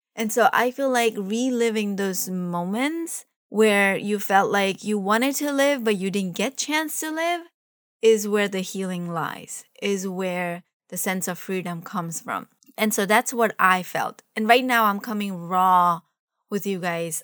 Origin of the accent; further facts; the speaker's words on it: Mumbai, Maharashtra, India; now in United States; I was from Mumbai